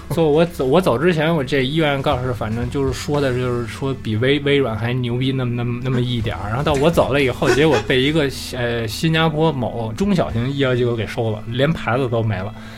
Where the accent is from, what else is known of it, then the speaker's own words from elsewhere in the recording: Beijing, China; moved away as an adult; also born or lived in Japan; 我虽然是土生土长北京人